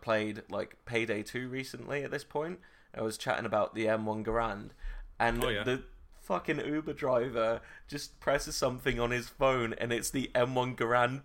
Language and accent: English; United Kingdom; we're British